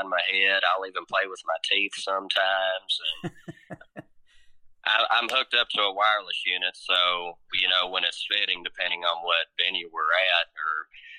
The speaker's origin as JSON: {"language": "English", "town": "Willisburg", "region": "Kentucky", "country": "United States", "tie": "born or raised there", "said": "where I come from in Willisburg, we don't have a whole lot"}